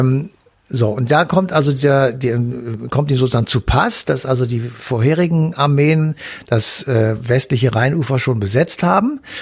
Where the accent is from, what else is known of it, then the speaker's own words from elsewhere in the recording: North Rhine-Westphalia, Germany; hier bei uns in NRW